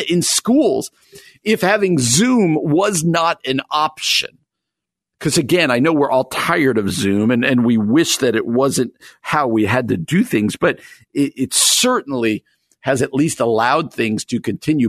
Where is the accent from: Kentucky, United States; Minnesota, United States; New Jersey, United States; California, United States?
New Jersey, United States; I grew up in New Jersey